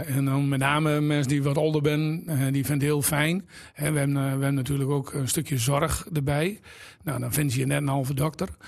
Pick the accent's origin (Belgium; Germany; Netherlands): Netherlands; Exloo, Drenthe; moved away as an adult; Ik ben eh, geboren in Exel